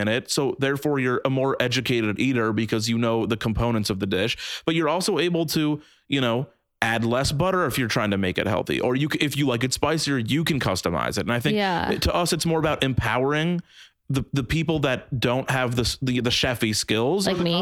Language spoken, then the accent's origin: English; Omaha, Nebraska, United States; we grew up in Omaha, Nebraska